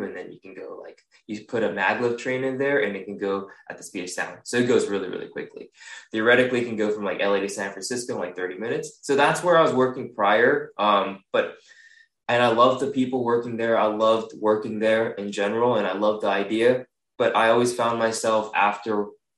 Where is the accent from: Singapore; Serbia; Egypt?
Singapore; English is a second language; moved away as an adult; also born or lived in Japan; now in California, United States; And then I moved over to Singapore, where I lived about 13 years of my life then.